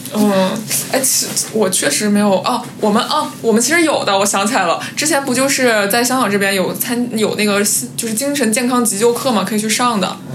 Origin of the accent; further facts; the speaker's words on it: Northeast China, China; moved away as an adult; also born or lived in Boston, United States; now in Hong Kong; 作为一个东北人四处被歧视的这种经历